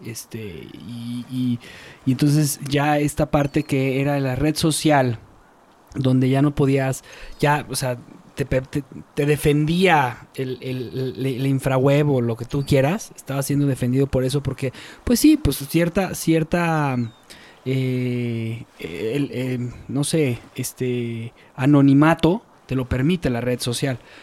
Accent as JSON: {"language": "Spanish", "country": "Mexico", "said": "somos mexicanos"}